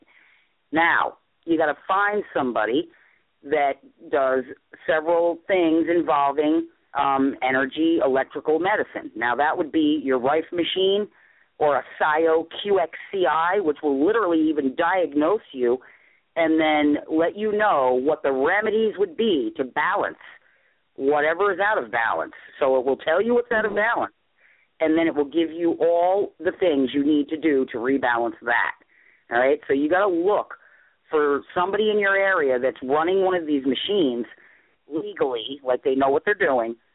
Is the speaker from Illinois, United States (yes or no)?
no; New York, United States; accent: New York; now in Maine, United States; I'm from New York, if you can tell by the accent, but I'm in Maine